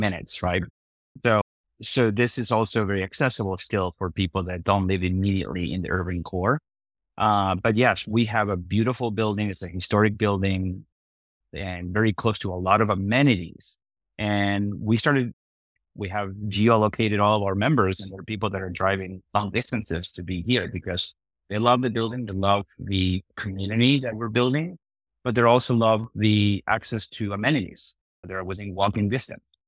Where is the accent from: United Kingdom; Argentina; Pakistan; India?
Argentina; also born or lived in Iowa / Nebraska; now in Omaha, United States; I'm originally from Argentina